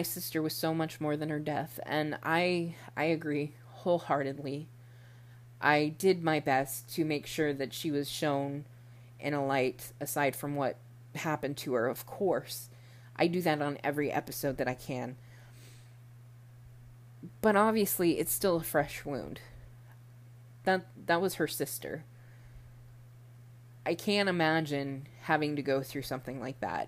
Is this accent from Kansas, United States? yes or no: no; Austin, Texas, United States; we're both from the Austin area, this is a local case for us